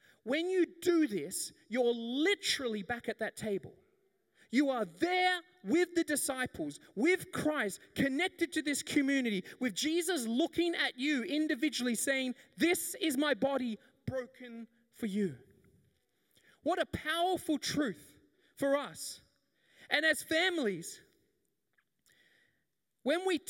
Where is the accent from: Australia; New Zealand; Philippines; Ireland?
Australia; the Whitsundays, Queensland; I grew up in the Whitsundays